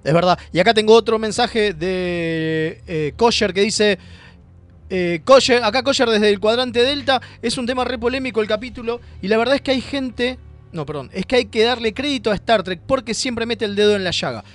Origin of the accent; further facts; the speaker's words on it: Argentina; nosotros como argentinos